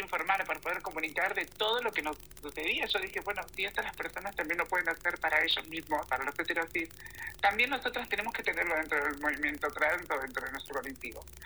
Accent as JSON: {"language": "Spanish", "town": "Acasuso", "region": "Buenos Aires", "country": "Argentina", "tie": "born or raised there", "moved": "as an adult", "lives_now": "Italy", "said": "yo nací en Buenos Aires, en Acasuso, en la parte de zona norte"}